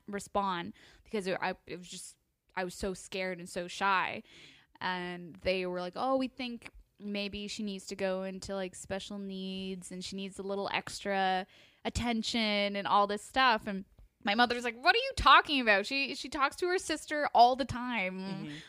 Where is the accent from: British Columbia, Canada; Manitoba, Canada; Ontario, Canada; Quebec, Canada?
Ontario, Canada; Toronto; I grew up in Toronto, Ontario, Canada.